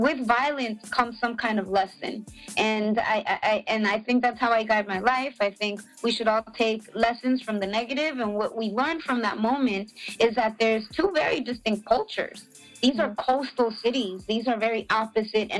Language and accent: English; Los Angeles, California, United States; also born or lived in Pasadena; I am from Los Angeles, Pasadena, and East Los Angeles